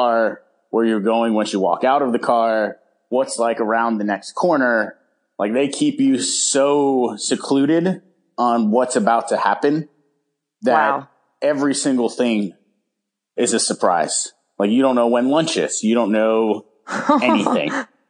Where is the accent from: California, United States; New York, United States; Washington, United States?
California, United States; San Francisco; hopefully back up in San Francisco, what I consider my hometown, and open up shop up t